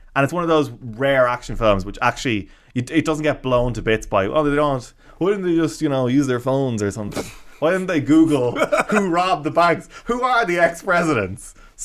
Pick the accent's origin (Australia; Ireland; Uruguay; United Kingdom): Ireland; Lahinch, Munster; I grew up in Lahinch and County Clare around surf